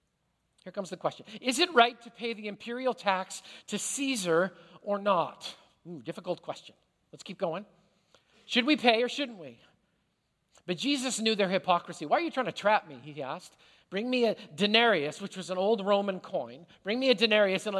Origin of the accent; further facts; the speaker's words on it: Canada; now in United States; as a Canadian who immigrated to this country